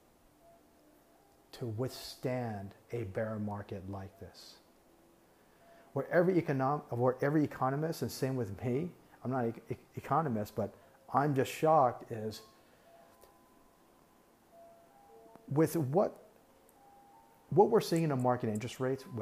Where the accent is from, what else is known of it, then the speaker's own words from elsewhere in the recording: Taiwan; now in United States; Taiwan is my home country. That's where I'm from